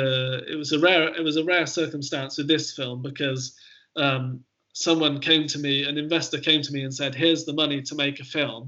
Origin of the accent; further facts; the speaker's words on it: Hilperton, South West England, United Kingdom; also born or lived in Bristol; I was born in Bristol, but I grew up most of my childhood living in a tiny little village called Hilperton, which is in Wiltshire near Trowbridge.